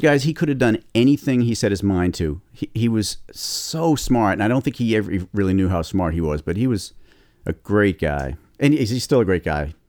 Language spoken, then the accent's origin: English; Boston, Massachusetts, United States; my hometown